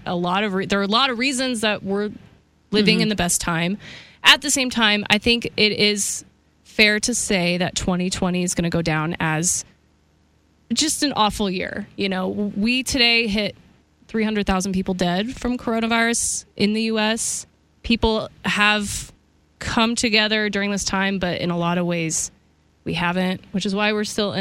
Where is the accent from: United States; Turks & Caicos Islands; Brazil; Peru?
United States; Kansas; I'm from Kansas